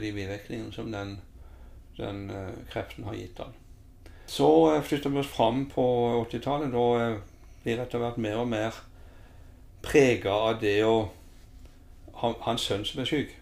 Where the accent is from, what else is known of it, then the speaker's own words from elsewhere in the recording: Lillesand, Agder, Norway; født og oppvokst i Lillesand. Har jo eh, familien her.